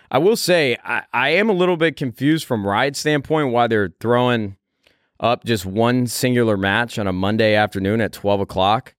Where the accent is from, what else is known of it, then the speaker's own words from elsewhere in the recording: Chicago, Illinois, United States; That's my hometown.